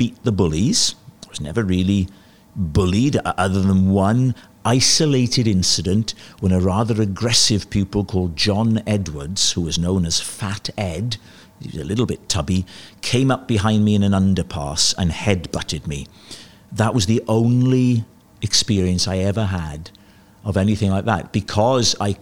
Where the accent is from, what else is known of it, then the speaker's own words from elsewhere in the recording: Port Talbot, Wales, United Kingdom; also born or lived in Swansea / Porthcawl; when I was a boy growing up in South Wales